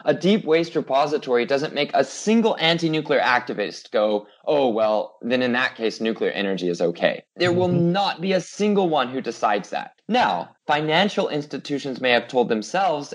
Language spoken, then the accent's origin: English; United States; being an American